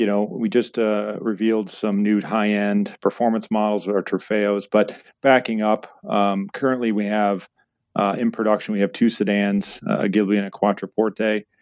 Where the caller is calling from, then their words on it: Oxford, Michigan, United States; I'm zooming for Oxford, Michigan, just north of Detroit.